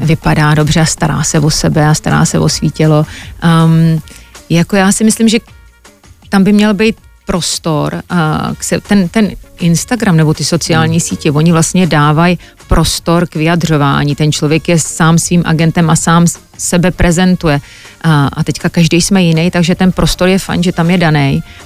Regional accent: Czechia; moved away as an adult; also born or lived in New York, United States; jsem česká holka

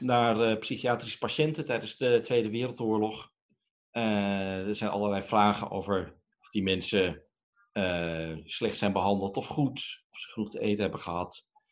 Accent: Netherlands; Wij superleuke, tolerante, diverse Nederlanders

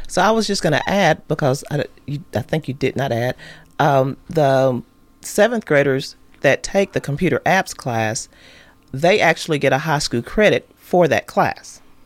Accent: Hampshire, Tennessee, United States; I grew up in Hampshire.

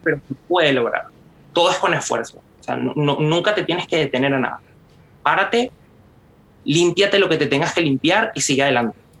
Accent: Venezuela; moved away; yo soy de Venezuela

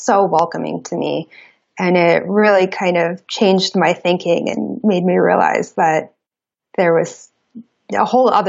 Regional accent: New York City, New York, United States; moved away as an adult; now in Portland, United States; I grew up in New York City. I grew up in Brooklyn

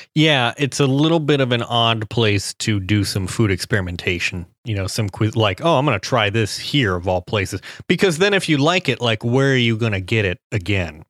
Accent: Cincinnati, Ohio, United States; Skyline Chili, the, the Cincinnati Chili restaurant from my hometown

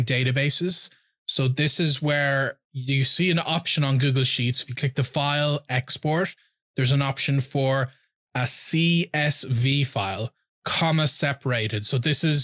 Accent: Ireland; first language English

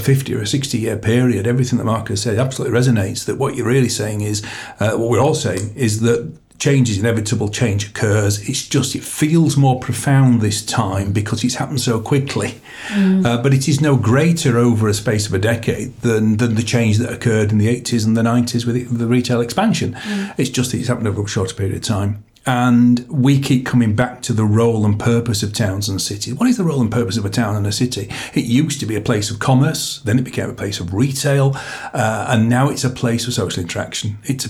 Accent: Wakefield, Yorkshire and the Humber, United Kingdom; Growing up in Wakefield in the 70s

